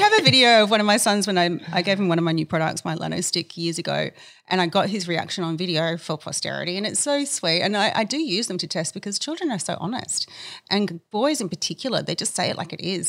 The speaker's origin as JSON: {"language": "English", "town": "Adelaide", "region": "South Australia", "country": "Australia", "tie": "born or raised there", "said": "I grew up in Adelaide, where I was born"}